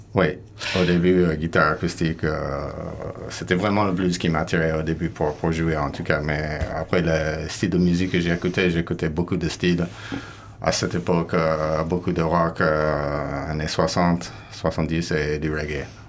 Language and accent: French; California, United States; also born or lived in Basque Country, France; now in Landes, France; je viens de Californie